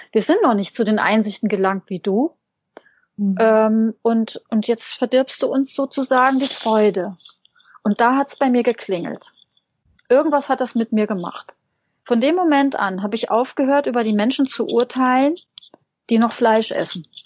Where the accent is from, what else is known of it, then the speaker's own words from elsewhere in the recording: Hesse, Germany; ich bin in einem kleinen, sehr kleinen Dorf aufgewachsen in Hessen.